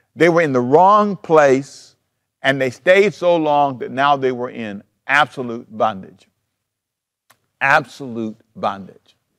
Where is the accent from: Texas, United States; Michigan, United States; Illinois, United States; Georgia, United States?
Georgia, United States; Savannah; moved away as an adult; also born or lived in Los Angeles, California; I was born in Savannah, Georgia.